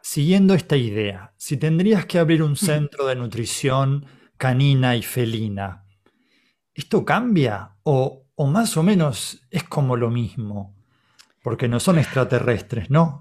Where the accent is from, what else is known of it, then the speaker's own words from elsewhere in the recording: Argentina; Somos argentinos